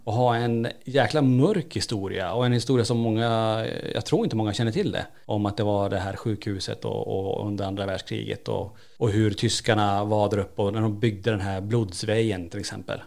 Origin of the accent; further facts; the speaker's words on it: Kiruna, Norrbotten County, Sweden; now in Borås, Sweden; vi är födda och uppvuxna i Kiruna. Född på 70-80-talet där uppe och flyttat ner.